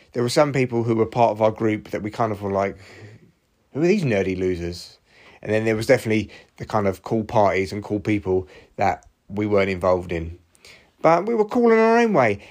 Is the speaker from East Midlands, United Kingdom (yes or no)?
no; Barnet, London, United Kingdom; moved away; my hometown